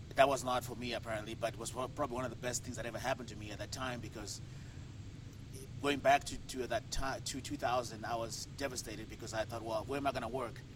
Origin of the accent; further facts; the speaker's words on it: Harare, Zimbabwe; moved away as an adult; Harare, Harare, Zimbabwe, is where I grew up